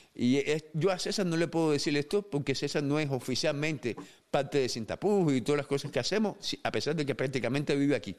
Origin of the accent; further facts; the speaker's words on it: Cuba; now in United States; Yo me fui de Cuba cuando era un muchacho